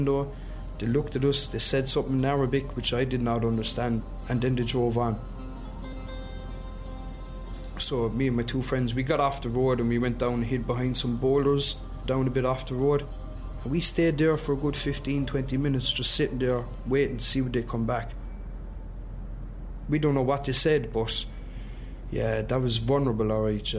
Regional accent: Ireland; that sense of being Irish and being proud

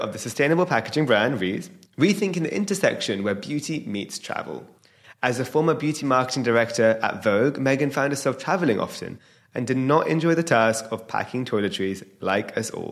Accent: United Kingdom; I'm a British Indian entrepreneur

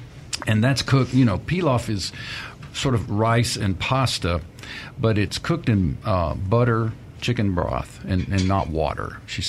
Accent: Mississippi, United States; Well, you know, growing up in Mississippi, we had ham.

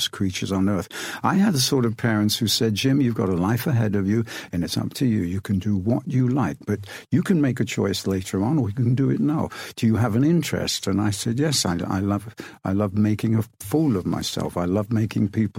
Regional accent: Rothwell, East Midlands, United Kingdom; I grew up in a small town called Rothwell, which is in Northamptonshire

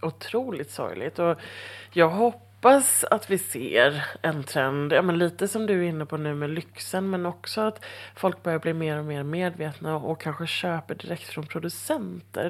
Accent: Halmstad, Halland County, Sweden; moved away; jag är ju från Halmstad från början

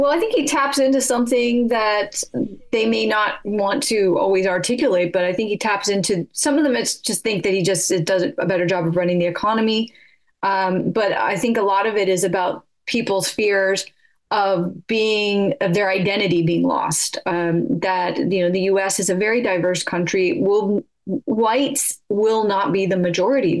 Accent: California, United States; moved away as an adult; now in United Kingdom; I'm from California

